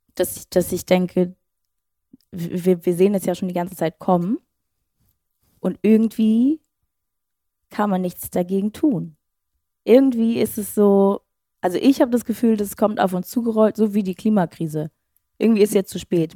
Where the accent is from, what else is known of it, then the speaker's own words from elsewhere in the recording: Schleswig-Holstein, Germany; moved away; ich komme aus Schleswig-Holstein